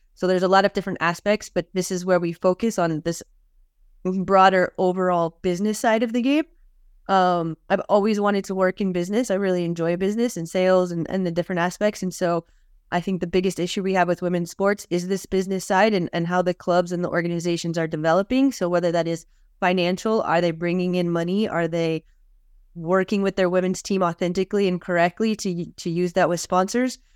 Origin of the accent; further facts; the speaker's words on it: outside Los Angeles, California, United States; I was born and raised outside Los Angeles, California.